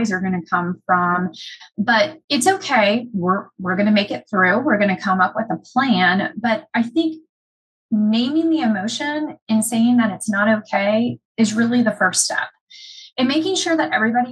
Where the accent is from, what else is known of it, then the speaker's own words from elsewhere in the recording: United States; My hometown was hit by Hurricane Katrina. My dad was living in New Orleans at the time.